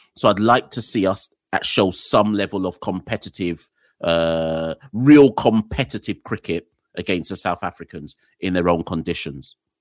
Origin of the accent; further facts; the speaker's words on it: Jamaica; now in London, United Kingdom; I am a Jamaican, yeah? I was born in Jamaica. My people are all Jamaican.